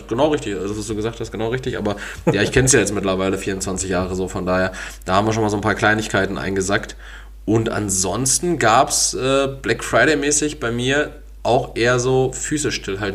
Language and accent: German; Essen, North Rhine-Westphalia, Germany; Ich bin aus Essen